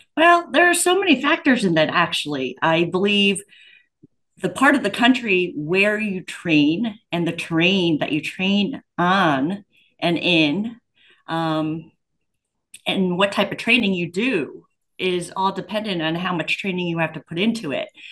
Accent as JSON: {"language": "English", "region": "Pennsylvania", "country": "United States", "said": "I'm from Pennsylvania"}